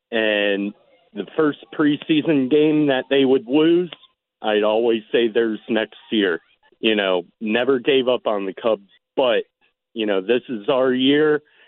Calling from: State College, Pennsylvania, United States; I'm calling from State College, Pennsylvania.

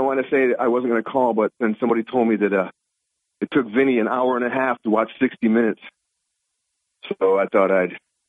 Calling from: Binghamton, New York, United States; Good morning, Bob. … in Binghamton.

